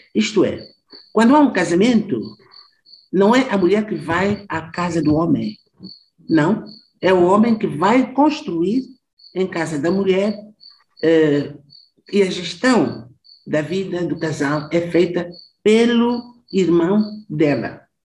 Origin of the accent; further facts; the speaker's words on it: southern Mozambique, Mozambique; moved away as an adult; eu sou do Sul, eu fui trabalhar e viver no norte de Moçambique